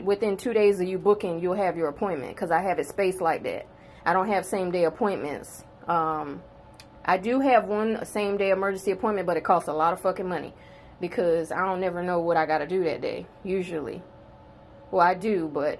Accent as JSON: {"language": "English", "region": "South Carolina", "country": "United States", "tie": "born or raised there", "said": "I'm born and bred in South Carolina"}